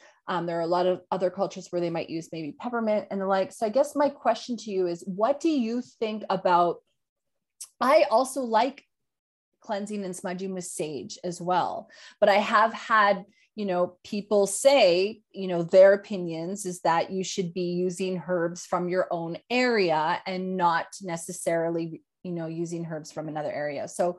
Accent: Yukon, Canada; now in Australia; I grew up in Northern Canada in the Yukon Territory and a lot of First Nation influence, obviously, when I grew up.

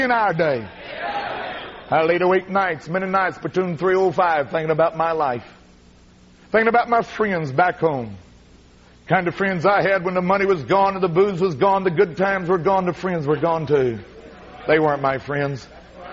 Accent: McLeansboro, Illinois, United States; my hometown, McLeansboro, Illinois

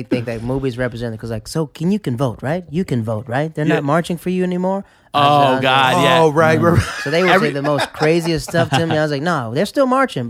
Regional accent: the south, Netherlands; I was from Caniberglan. They were shut down.

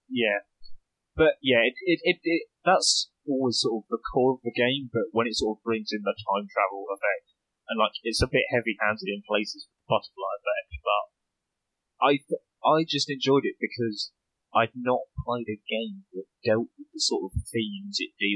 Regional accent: west of London, South East England, United Kingdom; accent: British

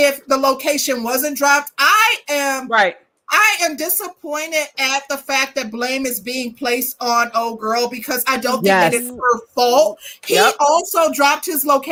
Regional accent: Midwest, United States; I'm from the Midwest

